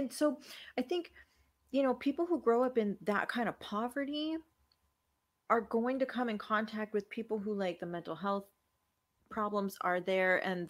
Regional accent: Richmond, California, United States; I grew up in Richmond, California, in the 80s.

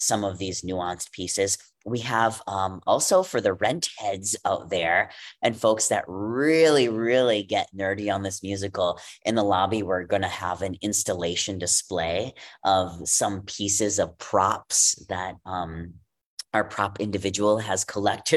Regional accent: Wisconsin, United States; First Stage Milwaukee in Wisconsin. Woo, my home state.

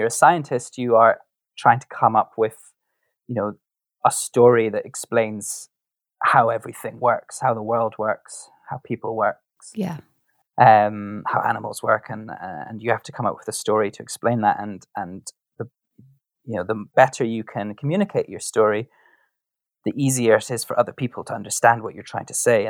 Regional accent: Scotland, United Kingdom; I come from Scotland

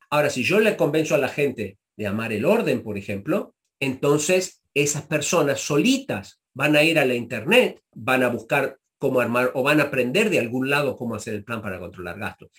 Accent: Argentina; moved away as an adult; also born or lived in Chicago, United States; now in United States; me vuelvo a la Argentina

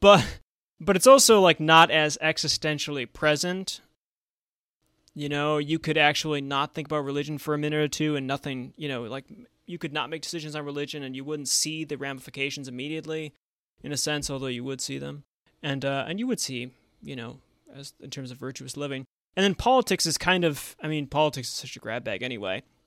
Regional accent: Buffalo, New York, United States; now in Washington, D.C., United States; growing up in Buffalo, New York

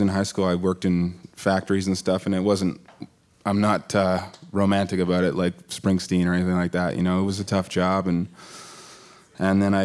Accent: Barrie, Ontario, Canada; It was a small town when I was growing up there, but, you know, not so much anymore. It's kind of a bedroom for Toronto now

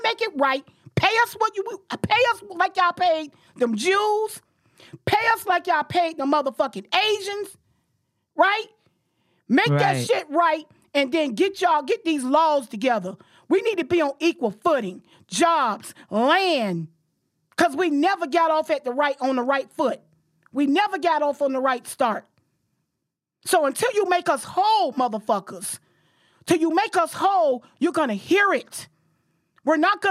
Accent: Jacksonville, Florida, United States; I'm from Jacksonville

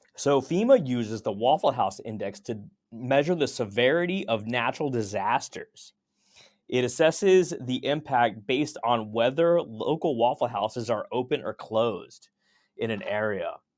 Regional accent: Texas, United States; I grew up in Texas

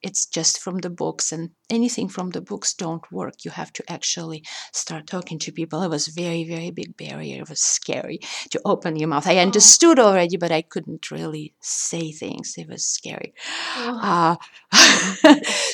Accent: Russia; English is a second language; also born or lived in New York; now in Indiana, United States; growing up in Russia, the Russian culture affected me tremendously

